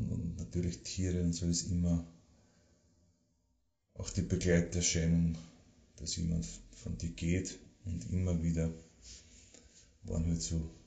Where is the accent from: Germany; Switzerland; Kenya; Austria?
Austria; Karlstein an der Thaya, Lower Austria; ich bin aufgewachsen im Waldviertel bei Karlstein und der Theier, da alte Schule gegangen.